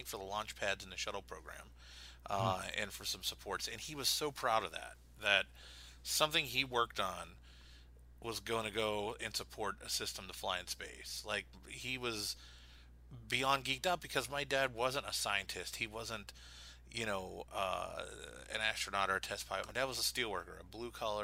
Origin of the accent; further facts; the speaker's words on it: Pittsburgh, Pennsylvania, United States; born or raised there; moved away